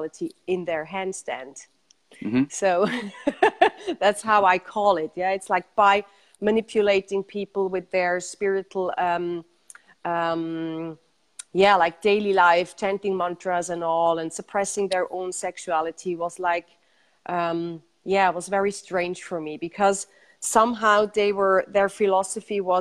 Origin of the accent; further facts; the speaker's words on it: Zurich, Switzerland; I was born in Zurich and grew up in Zurich